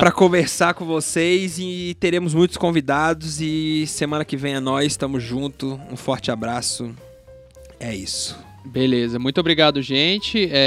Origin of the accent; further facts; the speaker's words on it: Minas Gerais, Brazil; Sou de Minas